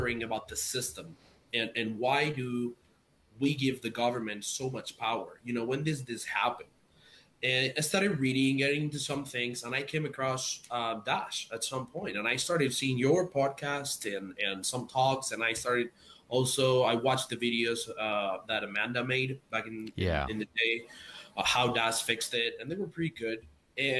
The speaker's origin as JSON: {"language": "English", "country": "Spain", "moved": "as an adult", "lives_now": "United States", "said": "I'm from Spain, I live in the US now, I can literally send my mom money for a fraction of a cent back to Spain"}